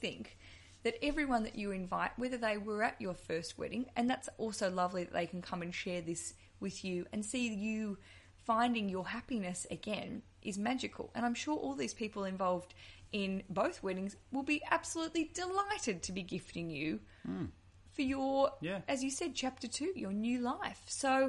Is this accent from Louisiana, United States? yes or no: yes; New Orleans, Louisiana, United States; We're both from New Orleans.